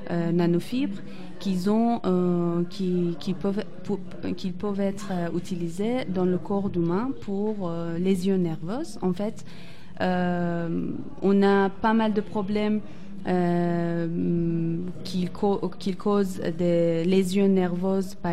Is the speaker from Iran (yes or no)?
yes; Iran; moved away as an adult; Oui. Voilà. En fait, quand j'étais en Iran, j'ai obtenu mon ingénierie en textile en 2012. Après, j'aimerais, je voulais sortir d'Iran et découvrir d'autres pays.